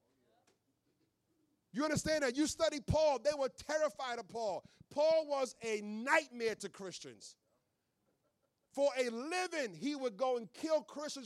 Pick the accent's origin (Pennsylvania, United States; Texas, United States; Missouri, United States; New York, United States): New York, United States; now in Philadelphia, United States; I grew up in New York